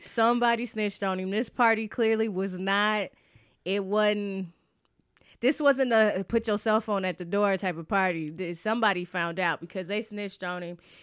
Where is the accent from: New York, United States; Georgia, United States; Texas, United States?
Georgia, United States; Atlanta; I grew up in Atlanta